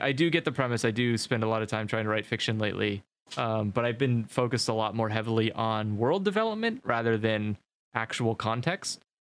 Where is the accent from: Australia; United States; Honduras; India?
United States; I'm American